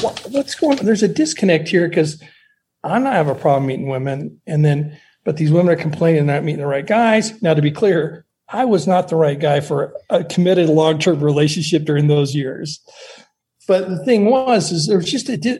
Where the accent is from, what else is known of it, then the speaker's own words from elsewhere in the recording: Montana, United States; moved away; also born or lived in Seattle; I grew up in Montana. I moved to Seattle